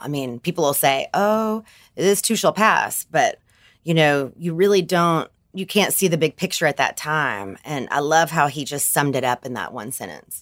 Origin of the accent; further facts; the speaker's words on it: Bible Belt, Southern United States, United States; I'm from the Bible Belt